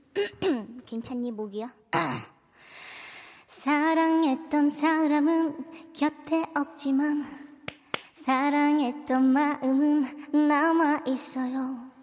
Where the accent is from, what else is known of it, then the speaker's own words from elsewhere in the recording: Cheongju, North Chungcheong, South Korea; now in Incheon, South Korea; 아 저 충청북도 청주예요